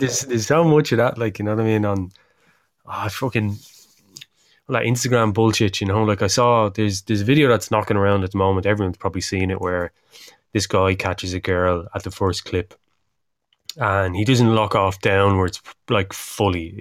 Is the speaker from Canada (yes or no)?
no; Ireland